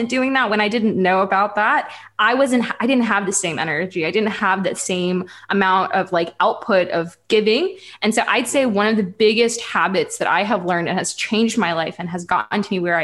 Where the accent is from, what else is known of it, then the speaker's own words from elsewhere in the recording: Ukraine; I come from Ukraine